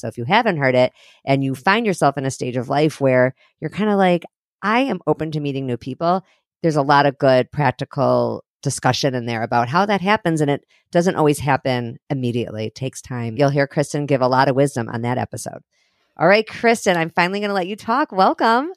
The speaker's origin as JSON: {"language": "English", "town": "Highland Park", "region": "Illinois", "country": "United States", "tie": "born or raised there", "said": "I grew up in Highland Park in Chicago."}